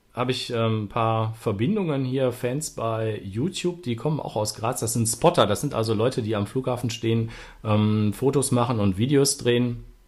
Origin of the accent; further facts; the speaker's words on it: Ruhr area, North Rhine-Westphalia, Germany; Das ist ja Ruhrgebiet, da komme ich ja auch her